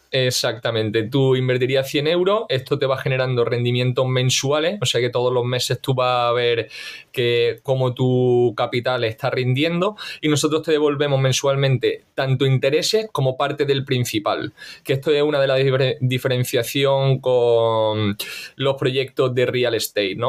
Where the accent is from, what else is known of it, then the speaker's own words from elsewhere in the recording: Granada, Andalusia, Spain; moved away as an adult; now in Valencia, Spain; soy granadino y, hace nueve años ya, macho, me vine aquí a estudiar a Valencia